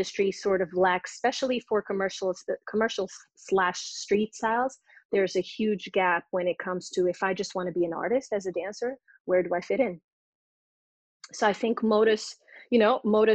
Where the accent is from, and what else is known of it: Portugal; born or raised there; English is a second language; also born or lived in London; now in Los Angeles, United States